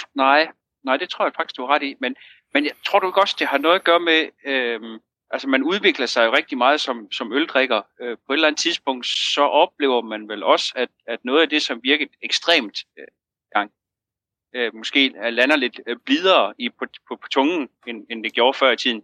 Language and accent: Danish; Jutland, Denmark; nu er vi to jyder